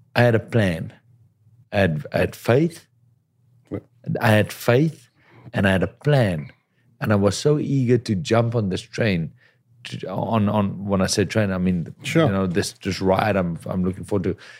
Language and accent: English; South Africa; moved away as an adult; now in Los Angeles, United States; as a South African, boxing was pretty big back home